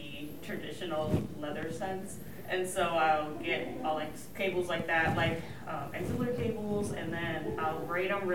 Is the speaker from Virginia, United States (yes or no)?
no; Florida, United States; I'm from Florida